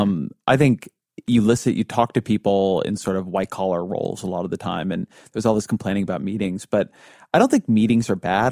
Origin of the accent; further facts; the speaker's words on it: Irvine, California, United States; my, to my hometown